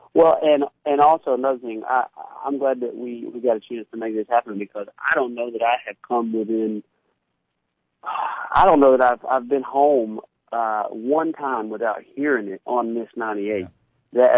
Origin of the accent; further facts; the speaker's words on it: Pontotoc, Mississippi, United States; Pontotoc is my hometown